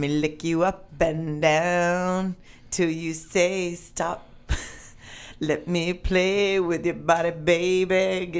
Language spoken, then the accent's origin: English; Arkansas, United States; I grew up in Arkansas